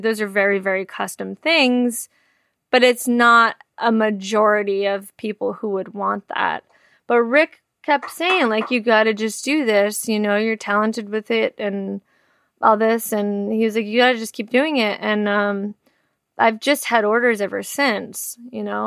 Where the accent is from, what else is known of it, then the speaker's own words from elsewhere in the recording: Hazlet, New Jersey, United States; also born or lived in East Windsor, New Jersey; I grew up in Hazlitt, New Jersey, and then I lived in East Windsor, New Jersey for a while